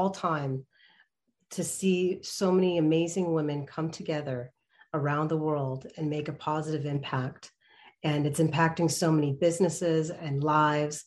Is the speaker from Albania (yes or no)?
no; Canada; I was born in Canada and I started my interest in production over there